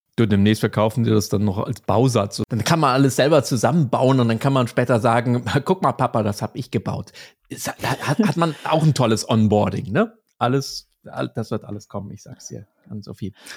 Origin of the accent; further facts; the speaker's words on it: Munich, Bavaria, Germany; mit uns Münchnern